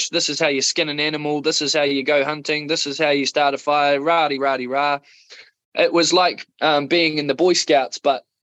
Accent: Otago, New Zealand; also born or lived in Wellington; a mixture of um, South Otago

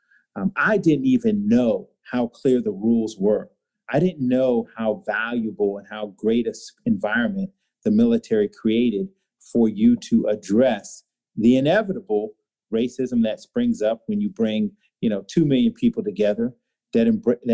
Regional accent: Walterboro, South Carolina, United States; I was raised in Walterboro, South Carolina

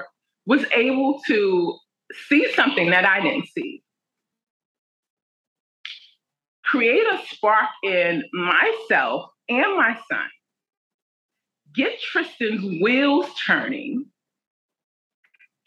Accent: New York City, New York, United States; I'm from Brooklyn, New York

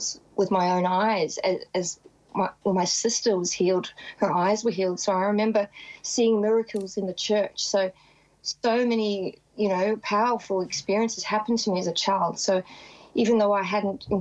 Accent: South Africa; I grew up in South Africa

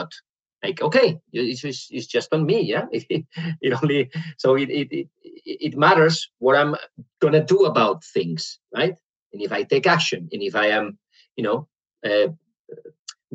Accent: Spain; English is a second language; moved away as an adult; now in Netherlands; I'm from Spain. But I live in the Netherlands since 3 years ago now

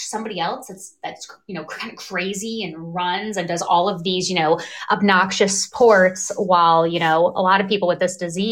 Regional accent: Northwest Ohio, United States; I grew up in Ohio in a small town, Northwest Ohio

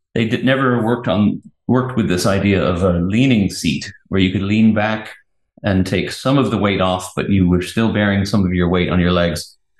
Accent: England, United Kingdom; moved away; I'm English

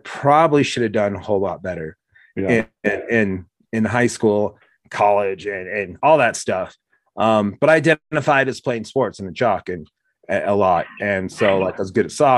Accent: Oregon, United States; when we were growing up in Oregon

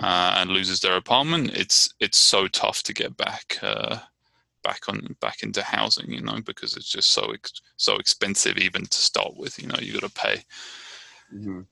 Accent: Brighton, South East England, United Kingdom; now in Richmond, United States; I'm from Brighton, England, and I live in Richmond, California

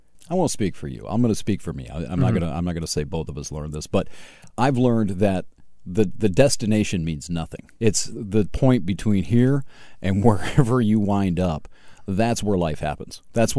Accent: Hillsdale, United States; You know, I was growing up in Hillsdale.

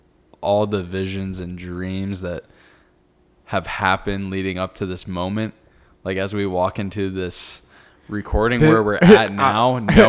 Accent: Naples, Florida, United States; I'm born and raised in Naples.

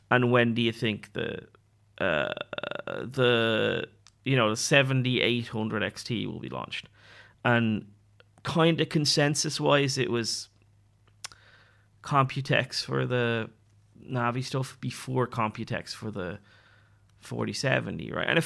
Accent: Ireland; So um, like when I say giving up drinking, I'm Irish.

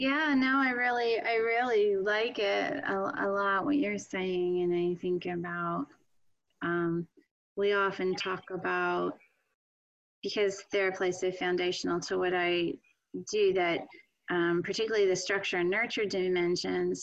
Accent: Pennsylvania, United States; moved away as an adult; I grew up in Pennsylvania

